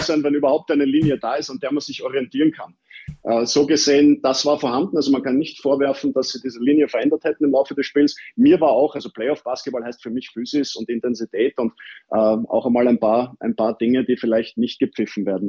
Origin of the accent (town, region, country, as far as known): Vienna, Austria; born or raised there